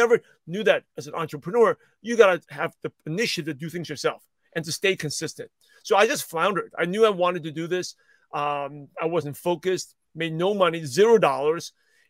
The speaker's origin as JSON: {"language": "English", "town": "Brooklyn", "region": "New York", "country": "United States", "tie": "born or raised there", "said": "Yeah, I'm a shy, quiet Asian kid. I grew up in Brooklyn, New York, and I grew up in a very stereotypical Asian family"}